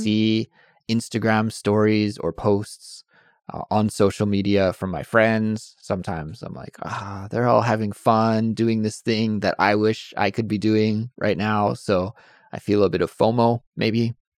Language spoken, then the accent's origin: English; Canada; moved away as an adult; also born or lived in Calgary, Alberta / Montreal / Victoria / near Vancouver; now in South Korea; I'm from Canada, but living in Korea.